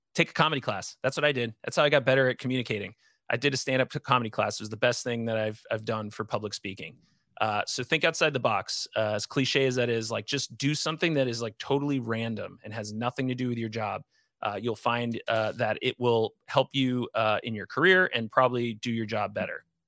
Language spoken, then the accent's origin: English; Northeast, United States; growing up in the Northeast